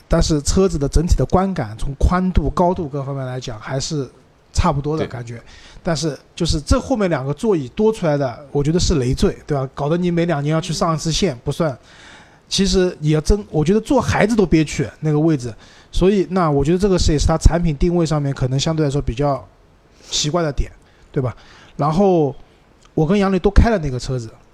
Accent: Shanghai, China; 用我们上海话念是一句骂人的话嘛

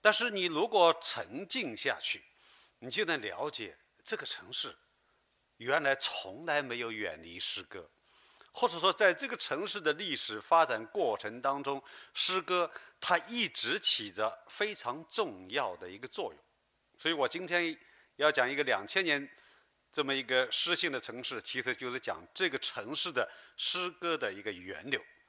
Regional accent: Guangzhou, Guangdong, China; 我们广州人在历史上有的时候更多的是关注于身边、周围和自我的世界。

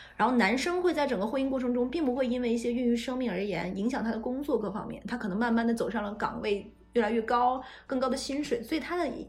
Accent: Northeast China, China; moved away; 可以直接说出我的家乡哈尔滨

